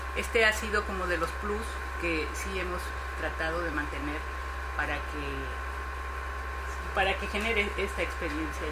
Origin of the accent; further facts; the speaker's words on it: Mexico; moved away as an adult; now in Barcelona, Spain; yo soy mexicana, soy directora artística, trabajé para, para el cine en México durante muchos años